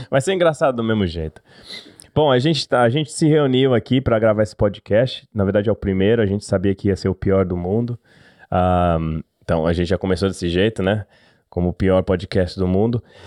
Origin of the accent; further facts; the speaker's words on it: São Paulo, Brazil; moved away as an adult; now in Australia; nascido e criado em São Paulo, Zona Norte.